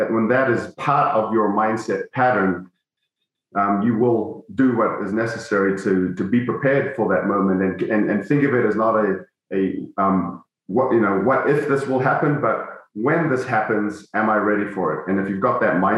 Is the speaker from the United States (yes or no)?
no; New Zealand; moved away; my childhood friends I grew up with in New Zealand